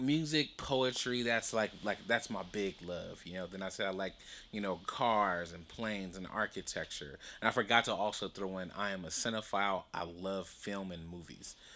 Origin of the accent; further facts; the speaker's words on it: Compton, California, United States; that's where I'm from, I'm from Compton